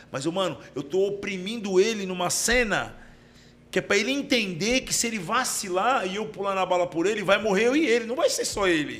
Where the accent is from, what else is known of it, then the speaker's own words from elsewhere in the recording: Baixada Santista, São Paulo, Brazil; eu sou da Baixada